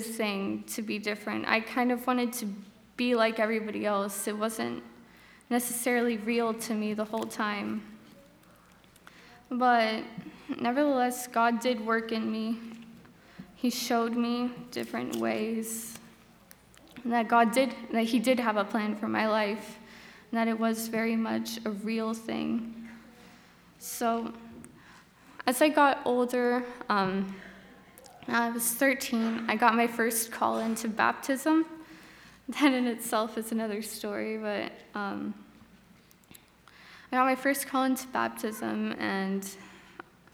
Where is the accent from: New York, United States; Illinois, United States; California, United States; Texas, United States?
California, United States; Bakersfield; I'm from Bakersfield, California. I lived there my whole life